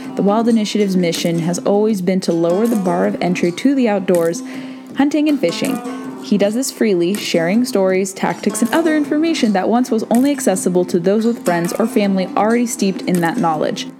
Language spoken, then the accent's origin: English; South Orange County, California, United States; now in Virginia, United States; We're both from South Orange County